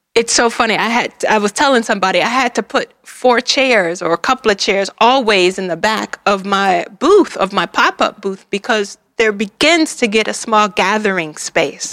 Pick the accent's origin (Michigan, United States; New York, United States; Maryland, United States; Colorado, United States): Michigan, United States; Detroit; I'm from Detroit